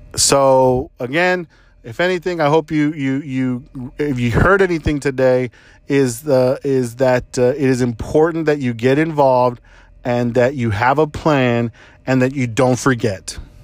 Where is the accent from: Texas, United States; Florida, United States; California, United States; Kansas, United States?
Texas, United States; San Antonio; I was born in San Antonio, Texas